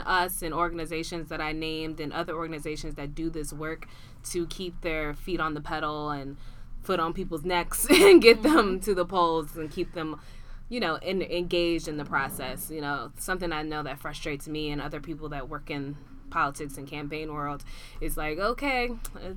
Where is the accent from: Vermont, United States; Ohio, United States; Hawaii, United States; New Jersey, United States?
New Jersey, United States; I'm from New Jersey